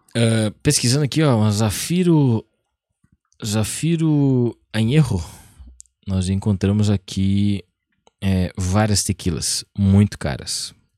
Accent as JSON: {"language": "Portuguese", "country": "Brazil", "said": "eu que sou brasileiro e falo mal inglês"}